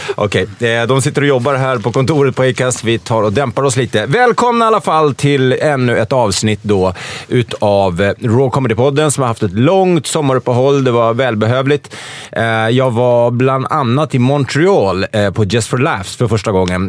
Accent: Stockholm, Stockholm County, Sweden; Jag är uppvuxen i Stockholm

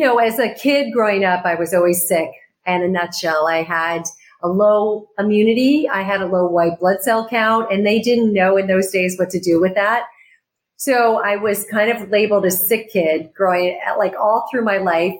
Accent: Arizona, United States; moved away as an adult; also born or lived in New York City; now in California, United States; I grew up in Arizona

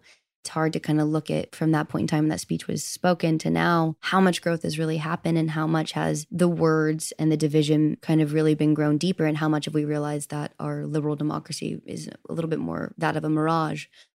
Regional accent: Southern United States, United States; I grew up in the South where it means different things to different people.

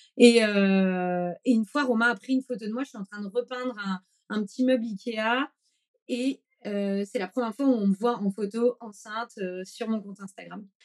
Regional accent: Brittany, France; also born or lived in Paris; now in Bordeaux, France; je suis née en Bretagne dans les années 80

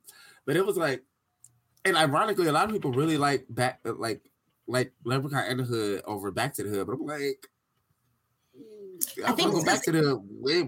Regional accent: Detroit, Michigan, United States; now in Arizona, United States; so coming from Detroit to Arizona, it was such a fucking culture shock. So it was like literally the year I moved out here

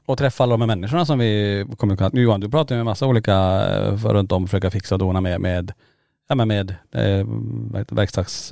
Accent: Kiruna, Norrbotten County, Sweden; moved away; Lombola där vi, där vi är uppvuxna

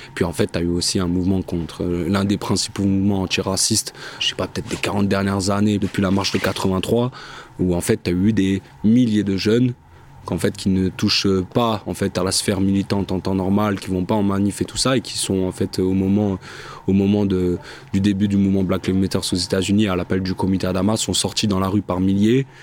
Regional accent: Marseille, Provence-Alpes-Côte d'Azur, France; also born or lived in Saint-Denis; j'ai grandi à Marseille, j'ai fait mes études à, Saint-Denis. Et euh, voilà, là je suis de retour à Marseille

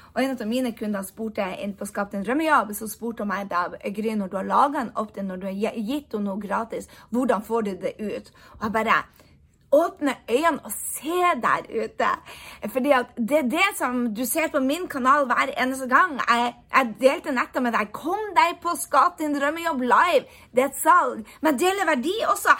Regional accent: Norway; moved away as an adult; also born or lived in United States; jeg har bodd borte fra Norge i ni år

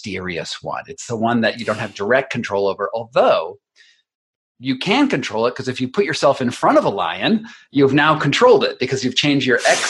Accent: United States; as an American

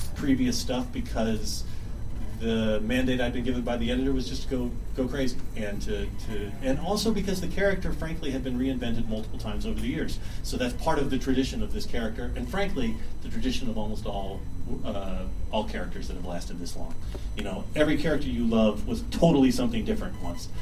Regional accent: Texas, United States; I grew up in Texas

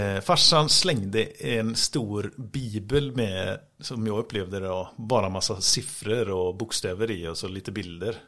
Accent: Grästorp, Västra Götaland, Sweden; Vi är från Grästorp båda två.

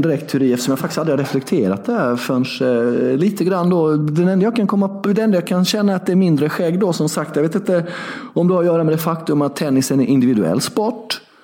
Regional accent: Värnamo, Jönköping County, Sweden; 6 mil från Värnamo där jag är uppvuxen och bodde då

